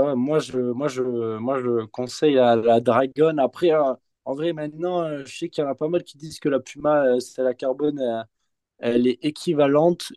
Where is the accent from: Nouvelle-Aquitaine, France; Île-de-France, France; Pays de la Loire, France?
Nouvelle-Aquitaine, France; Bordeaux; nous, on vient de Bordeaux